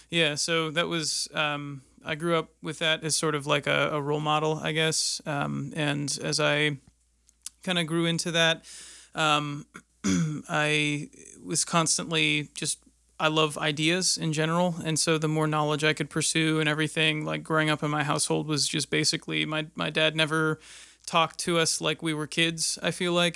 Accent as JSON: {"language": "English", "town": "Erie", "region": "Pennsylvania", "country": "United States", "tie": "born or raised there", "moved": "as an adult", "lives_now": "Indianapolis, United States", "said": "I grew up in Erie, Pennsylvania"}